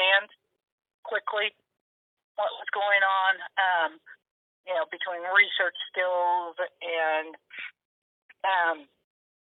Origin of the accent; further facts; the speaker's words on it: Johnson County, Kansas, United States; also born or lived in Las Vegas, Nevada / Scottsdale, Arizona / Mission, Kansas; I grew up in the Kansas City metro area on the Kansas side in Johnson County, Kansas